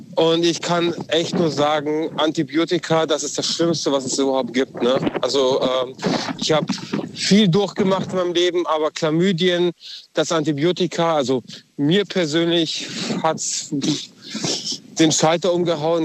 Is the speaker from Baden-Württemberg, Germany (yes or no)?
yes; Balingen, Kaiserstuhl area, Baden-Württemberg, Germany; Ich komme aus Balingen, also Kaiserstuhl-Ecke.